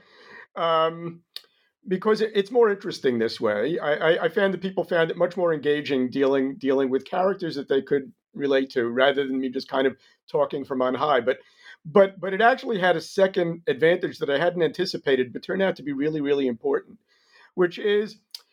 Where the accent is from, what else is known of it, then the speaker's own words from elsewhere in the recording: New York, United States; moved away as an adult; now in Israel; I grew up in New York